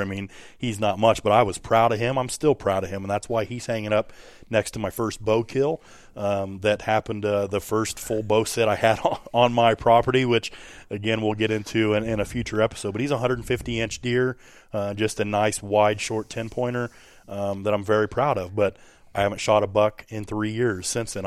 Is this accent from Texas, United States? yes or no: no; Hancock County, West Central Illinois, United States; I too come from Hancock County, uh, here in West Central Illinois